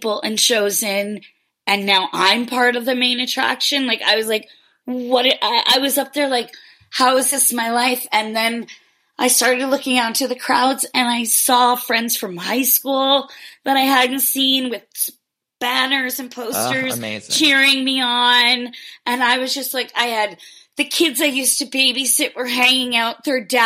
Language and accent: English; New York, United States; being a New Yorker